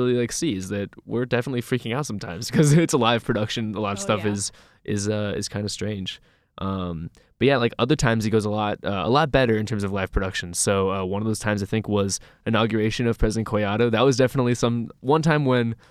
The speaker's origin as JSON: {"language": "English", "town": "Louisville", "region": "Kentucky", "country": "United States", "tie": "born or raised there", "moved": "yes", "lives_now": "Ithaca, United States", "said": "my hometown, Louisville, Kentucky."}